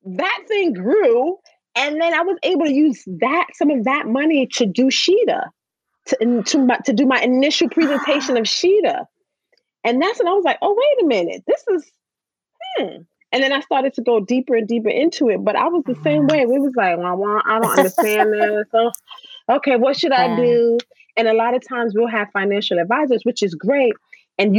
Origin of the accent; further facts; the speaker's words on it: New York City, New York, United States; I grew up in the Bronx